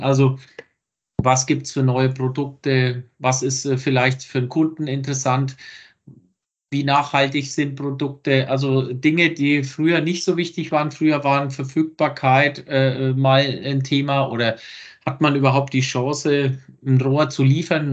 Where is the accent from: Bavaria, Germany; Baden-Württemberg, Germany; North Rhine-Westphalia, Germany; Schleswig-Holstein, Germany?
Bavaria, Germany; Lower Franconia, between Bad Kissingen and Schweinfurt; ich komme ja hier aus Franken, irgendwo zwischen Bad Kissingen und Schweinfurt